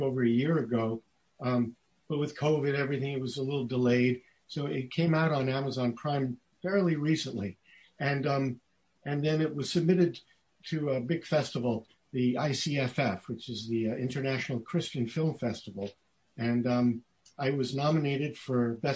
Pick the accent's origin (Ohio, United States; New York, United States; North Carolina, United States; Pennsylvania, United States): New York, United States; New York City; now in Southern California, United States; I grew up in Brooklyn, New York